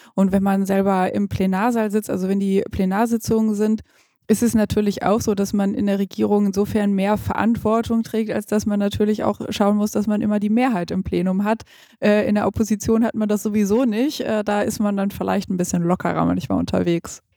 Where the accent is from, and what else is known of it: Gütersloh, North Rhine-Westphalia, Germany; born or raised there